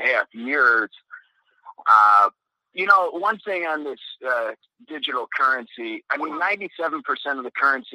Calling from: Mexico; Hey, Mike, this is Dennis from Yashkaba, Mexico.

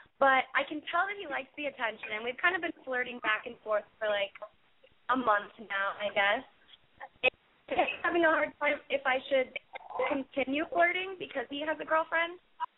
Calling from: Los Angeles, California, United States; Oh, I'm calling from Los Angeles.

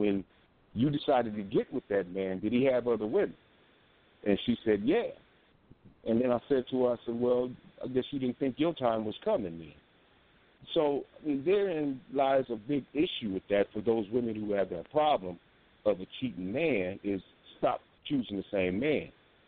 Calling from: Omaha, Nebraska, United States; I'm calling from Omaha.

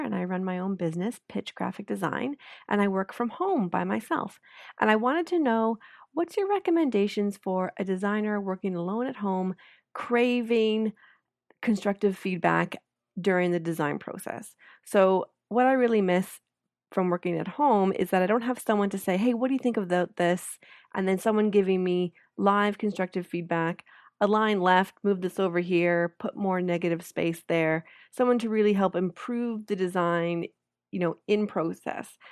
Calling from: Toronto, Ontario, Canada; I'm calling in from Toronto, Canada

